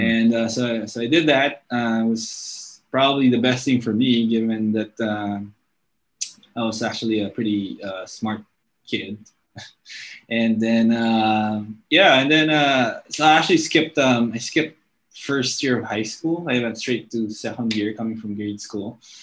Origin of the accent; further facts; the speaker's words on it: Angeles City, Central Luzon, Philippines; first language English; i actually grew up in an air force base uh, in my hometown in angeles city in pampanga